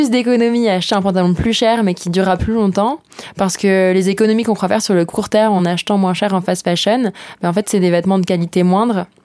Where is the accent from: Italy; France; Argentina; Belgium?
France; Paris, Île-de-France; en tant que parisienne, jeune trentenaire